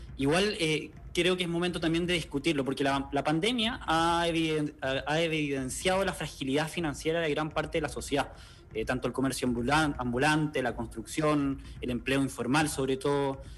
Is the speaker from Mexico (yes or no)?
no; Chile; como chileno me siento comprometido